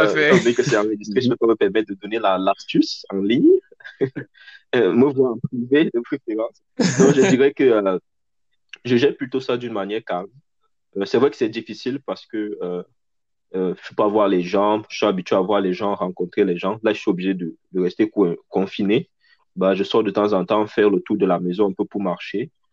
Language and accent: French; Cameroon; now in Canada; en tant que Camerounais